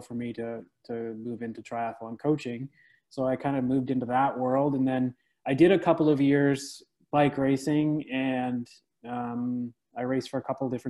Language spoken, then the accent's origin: English; Alcona, Ontario, Canada; moved away as an adult; now in Ottawa, Canada; I'm actually from a little town called Alcona, which is like maybe 45 minutes north of Toronto, just south of Barrie.